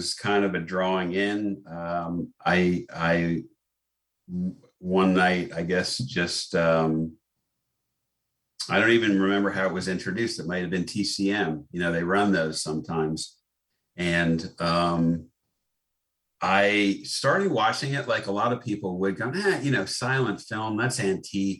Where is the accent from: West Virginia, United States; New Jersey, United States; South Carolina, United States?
New Jersey, United States; moved away; also born or lived in Ireland / Baltimore; Growing up in New Jersey